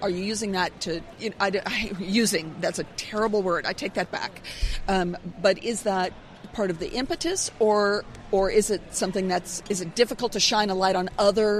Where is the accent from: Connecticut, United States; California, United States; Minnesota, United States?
California, United States; San Francisco Bay Area; I grew up in the San Francisco Bay Area